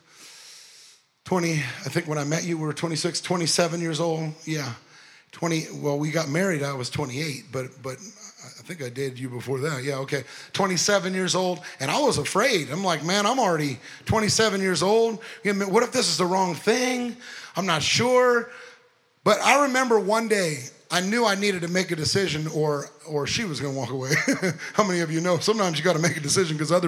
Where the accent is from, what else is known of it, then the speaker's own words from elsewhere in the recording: Long Beach, California, United States; moved away; Went to Long Beach, California, where I was born and raised in Long Beach, California